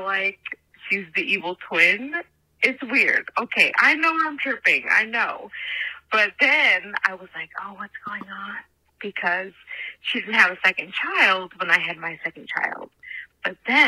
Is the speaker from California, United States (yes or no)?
no; Nebraska, United States; I was born in Nebraska.